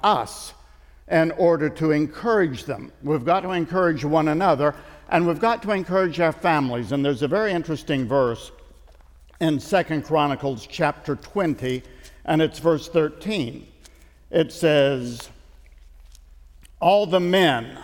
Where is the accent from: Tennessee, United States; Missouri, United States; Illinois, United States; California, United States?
Tennessee, United States; East; I'm from Tennessee. I grew up in the mountains of East Tennessee